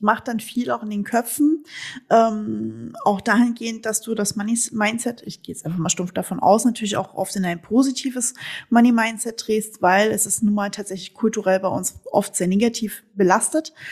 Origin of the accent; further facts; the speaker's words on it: East Germany, Germany; moved away; wir sind beide Ossi-Mädels